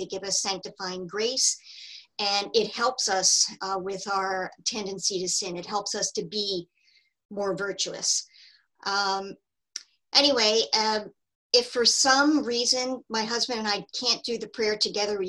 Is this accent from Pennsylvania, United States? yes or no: no; New Jersey, United States; moved away as an adult; I'm originally from New Jersey.